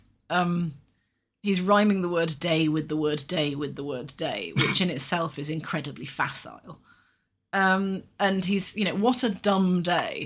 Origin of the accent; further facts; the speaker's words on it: United Kingdom; we as British people